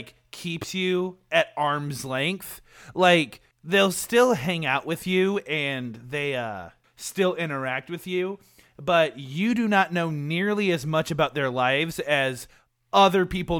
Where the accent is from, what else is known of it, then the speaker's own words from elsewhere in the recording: Appalachia, United States; I'm from Appalachia. I hate it when people make me say that. Do you know how infrequently I try to say the word Appalachia?